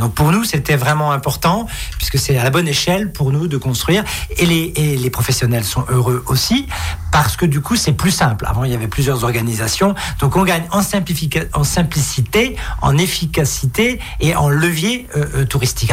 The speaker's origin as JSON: {"language": "French", "area": "Bruche Valley", "region": "Grand Est", "country": "France", "said": "je viens de la vallée de la Bruche"}